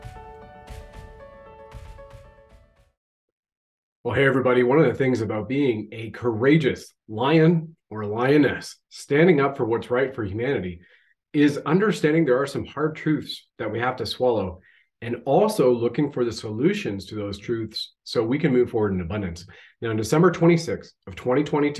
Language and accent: English; Ontario, Canada; we grew up in Ontario